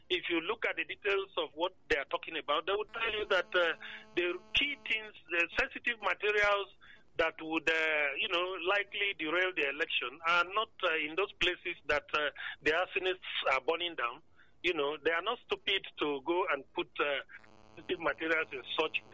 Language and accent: English; Northern Nigeria, Nigeria; I'm a Northerner.